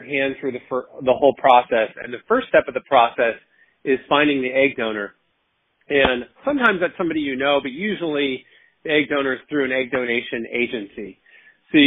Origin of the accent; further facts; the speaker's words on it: West Coast, United States; now in Washington, D.C., United States; I'm originally from the West Coast, but I live in Washington, D.C. now